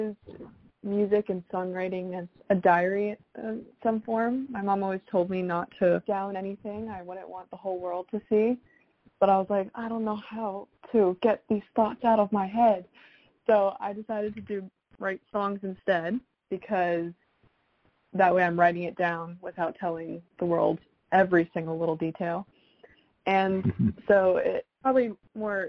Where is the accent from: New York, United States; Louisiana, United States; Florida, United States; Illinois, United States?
Florida, United States; South; also born or lived in Toronto, Canada / Michigan; So I'm originally from Toronto, Canada, but I grew up in South Florida